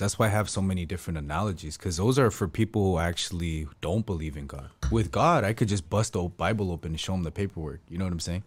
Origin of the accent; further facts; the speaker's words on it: United States; I'm from America